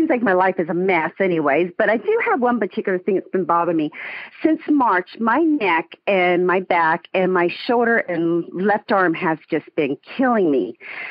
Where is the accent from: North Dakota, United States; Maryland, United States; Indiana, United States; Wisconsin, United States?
North Dakota, United States; Minot; now in Salt Lake City, United States; I lived in Minot, North Dakota, my high school years, and let me tell you, miserable place to live.